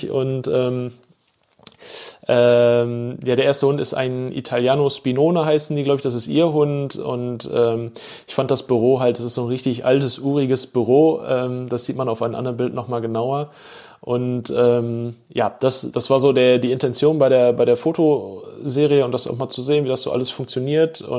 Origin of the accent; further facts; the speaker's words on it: Bochum, North Rhine-Westphalia, Germany; da habe ich halt auch festgestellt, wie wichtig mir meine Heimatstadt ist und die Menschen, die hier leben.